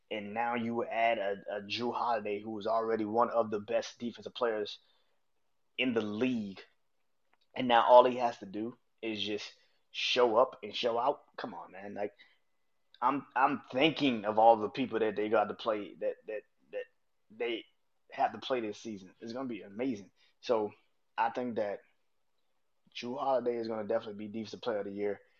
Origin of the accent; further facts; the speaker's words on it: New Orleans, Louisiana, United States; Not just because I'm from New Orleans and not just because I'm a Pelicans fan